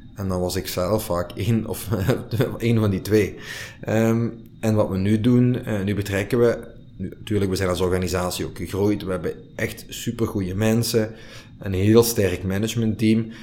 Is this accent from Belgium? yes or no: yes; Limburg, Flanders, Belgium; wij als Limburgers onze roots niet moeten verloochenen